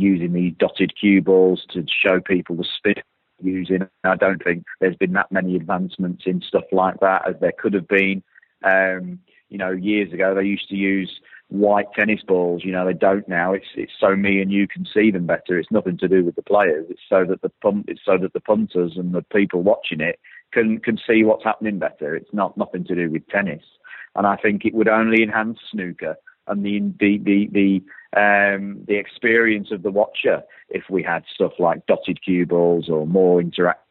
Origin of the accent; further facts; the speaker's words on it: United Kingdom; we are a very traditional country. But, you know, this island we live